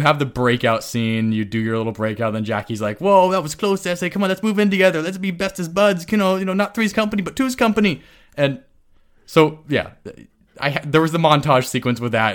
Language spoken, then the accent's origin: English; California, United States; as a Californian